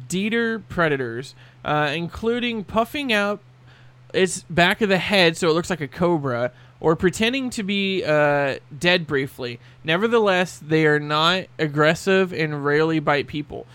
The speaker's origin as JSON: {"language": "English", "country": "United States", "tie": "born or raised there", "said": "Growing up in Edgewater Hills with all the rattlesnakes"}